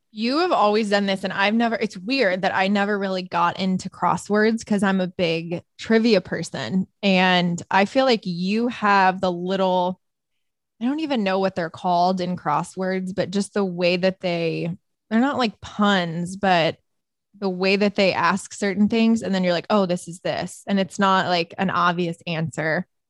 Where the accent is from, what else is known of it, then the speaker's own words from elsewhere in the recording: Chesterton, Indiana, United States; moved away; my hometown newspaper actually the chesterton tribune